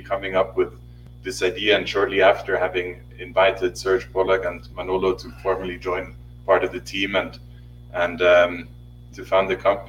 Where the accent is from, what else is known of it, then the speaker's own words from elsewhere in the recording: Switzerland; moved away as an adult; now in Mexico City, Mexico; I was born and raised in Switzerland and have spent the past 4 years living in Mexico.